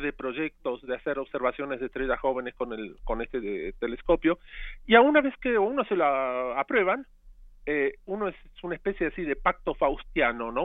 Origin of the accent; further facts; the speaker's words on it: Argentina; now in Mexico; yo crecí en parte en Argentina